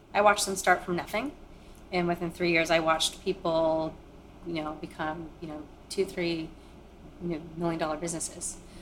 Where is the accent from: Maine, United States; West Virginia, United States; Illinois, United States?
Maine, United States; born or raised there; also born or lived in Kolkata, India